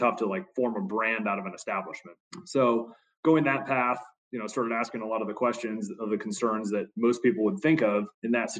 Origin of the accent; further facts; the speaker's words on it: Kansas City, Missouri, United States; moved away as an adult; also born or lived in Dallas, Texas; I was born and raised in Kansas City and moved to Dallas, went to school down there